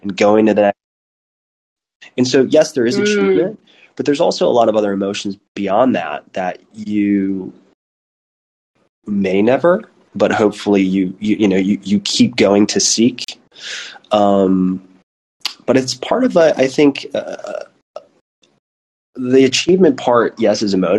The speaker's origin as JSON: {"language": "English", "country": "United States", "moved": "as an adult", "lives_now": "Berlin, Germany", "said": "my two partners are American, so am"}